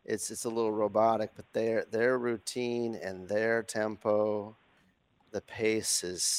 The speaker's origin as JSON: {"language": "English", "region": "Northwestern Ontario", "country": "Canada", "said": "I'm from Northwestern Ontario, so it's kind of like the meat and the sandwich."}